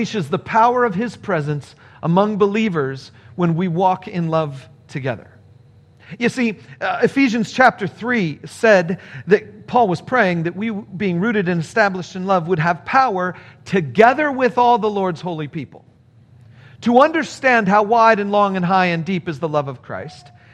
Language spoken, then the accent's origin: English; California, United States; moved away as an adult; also born or lived in Chicago; When I first went to college, I was coming from California, and I went to college in Chicago